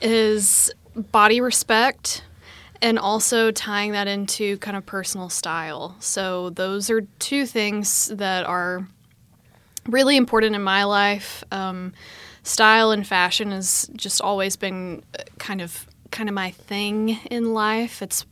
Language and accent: English; Arkansas, United States; now in Austin, United States; Yeah, I've lived in Austin for a little over 5 years. I moved here from Arkansas originally